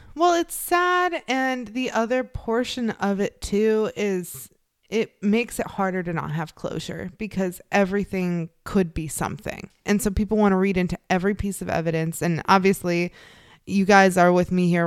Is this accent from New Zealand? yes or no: no; Chicago, Illinois, United States; I grew up in the Chicagoland area